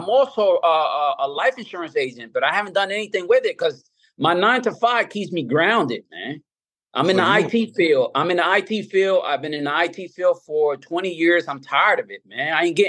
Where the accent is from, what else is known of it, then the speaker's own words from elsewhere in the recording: Northern New Jersey, United States; accent: New York; now in Northeast Maryland, United States; Yeah, I was born and raised in New Jersey.